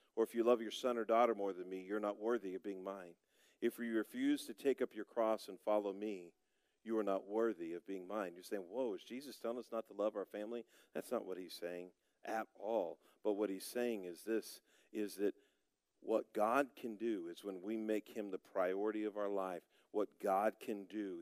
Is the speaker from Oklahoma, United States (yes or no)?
yes; Broken Arrow, Oklahoma, United States; moved away as an adult; also born or lived in Altus, Oklahoma; now in Perry, United States; I grew up in Broken Arrow, Oklahoma.